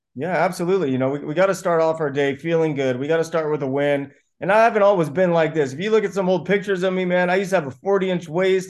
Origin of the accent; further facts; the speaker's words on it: Buena Park, California, United States; I grew up in Buena Park, California to immigrant parents.